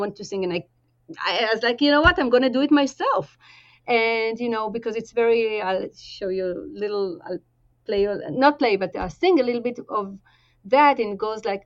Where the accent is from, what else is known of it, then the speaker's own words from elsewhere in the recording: Tel Aviv-Yafo, Tel Aviv District, Israel; moved away; I grew up in Israel and very close to old Jaffa